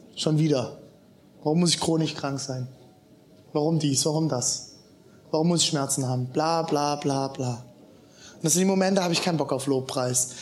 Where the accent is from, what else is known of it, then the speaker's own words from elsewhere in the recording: eastern Germany, Germany; als Ossis